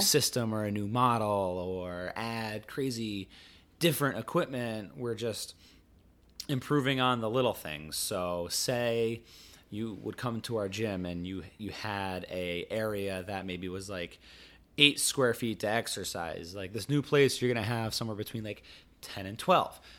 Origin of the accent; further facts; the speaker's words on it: Rhode Island, United States; growing up in Rhode Island, which is the ocean state